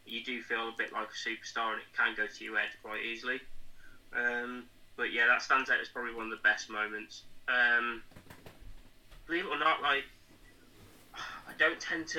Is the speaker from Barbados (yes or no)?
no; Shropshire, West Midlands, United Kingdom; I'm a wrestler from Shropshire